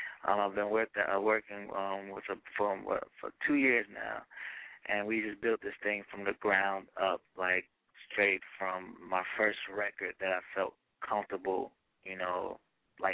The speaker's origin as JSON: {"language": "English", "region": "New Jersey", "country": "United States", "tie": "born or raised there", "also_born_or_lived": "Nigeria", "said": "she's from my hometown"}